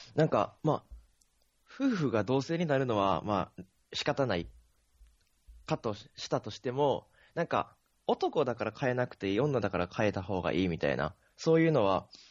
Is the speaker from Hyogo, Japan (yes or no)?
yes; Akashi, Hyogo, Japan; moved away